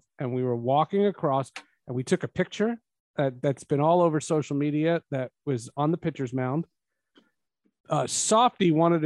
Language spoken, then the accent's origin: English; New Jersey, United States; moved away; also born or lived in Seattle; I was from New Jersey